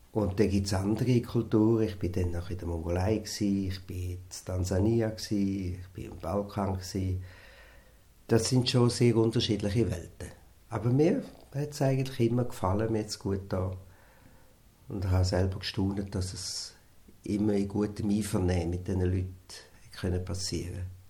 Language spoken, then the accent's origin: German; Wattwil, St. Gallen, Switzerland; Wir sind beide in Wattwil aufgewachsen